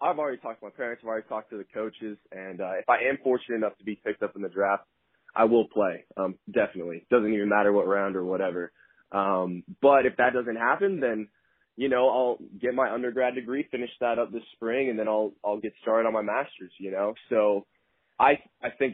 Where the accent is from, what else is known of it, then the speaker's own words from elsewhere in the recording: Atlanta, Georgia, United States; moved away as an adult; I'm from Atlanta